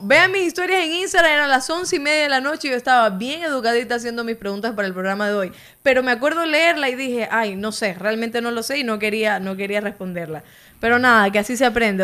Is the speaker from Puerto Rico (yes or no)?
no; Cuba; now in Ecuador; yo como cubana